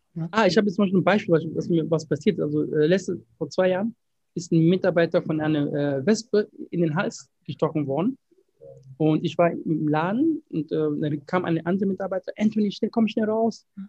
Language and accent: German; Ghana; moved away; ich bin in Ghana geboren